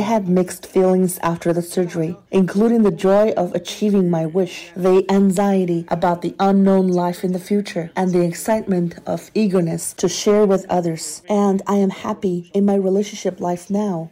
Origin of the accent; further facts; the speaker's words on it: Northeast China, China; I'm from Northeast China.